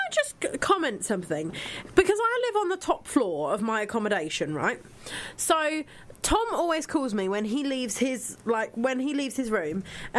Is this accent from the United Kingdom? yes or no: yes; England, United Kingdom; I'm English. Mm-hmm. I'm English.